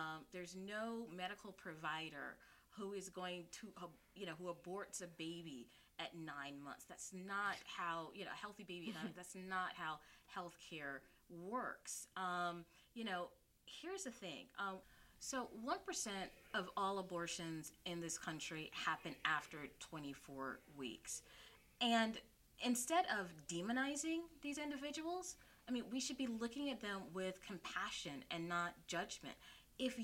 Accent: South Carolina, United States; now in New York, United States; I'm originally from South Carolina

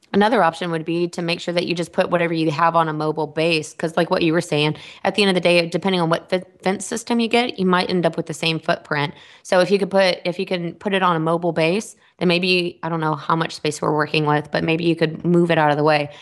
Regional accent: Texas, United States; I'm from Texas

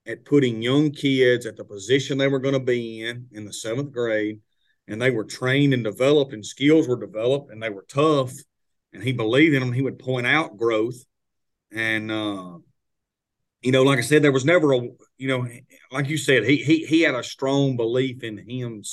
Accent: Itawamba County, Mississippi, United States; Itawamba Community College was my hometown JUCO

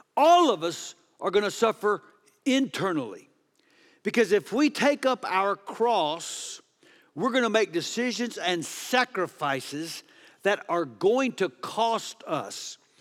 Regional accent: Texas, United States; I'm from Texas

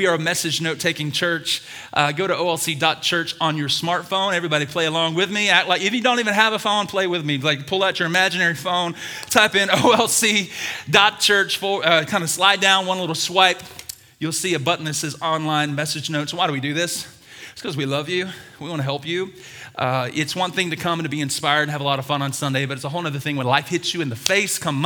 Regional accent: Birmingham, Alabama, United States; I was born and raised in Birmingham, Alabama.

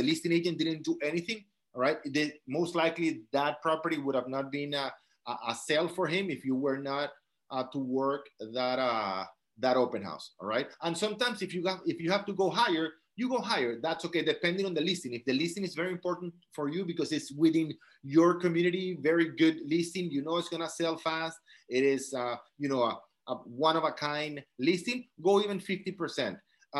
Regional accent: South Dakota, United States; born there; The only person in this call without an accent is me because I was born in South Dakota, right?

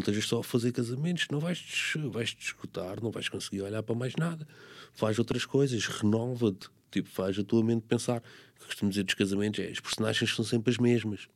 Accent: Corroios, Setúbal, Portugal; eu nasci em Correios

